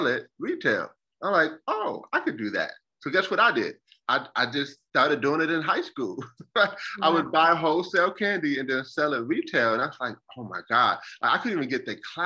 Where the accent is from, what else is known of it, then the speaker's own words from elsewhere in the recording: Buffalo, New York, United States; moved away as an adult; now in South Carolina, United States; born and raised in Buffalo, New York, most of my years